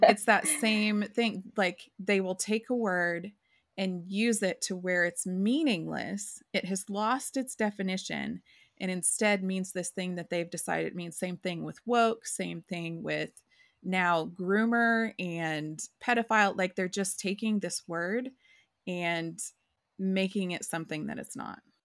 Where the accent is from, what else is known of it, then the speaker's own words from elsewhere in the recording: rural Oklahoma, United States; I grew up in Oklahoma, and I grew up in rural Oklahoma